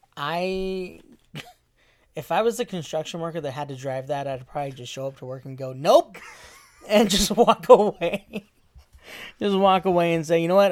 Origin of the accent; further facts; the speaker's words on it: Arizona, United States; I'm from Arizona